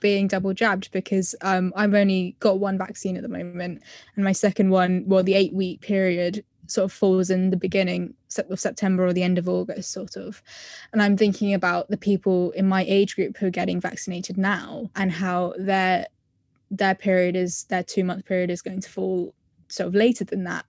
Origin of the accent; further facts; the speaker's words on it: London, United Kingdom; I'm from England, specifically Southwest London